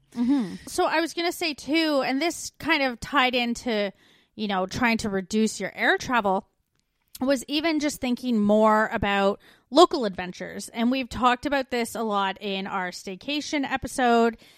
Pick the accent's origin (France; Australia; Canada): Canada; moved away